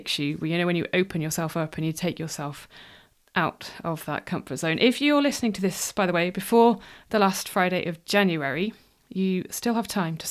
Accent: near Wrexham, Wales, United Kingdom; also born or lived in Cardiff; I grew up in Wales. I lived in Wales until I was 18.

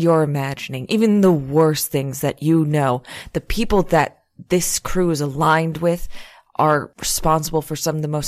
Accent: Florida, United States; I'm from Florida

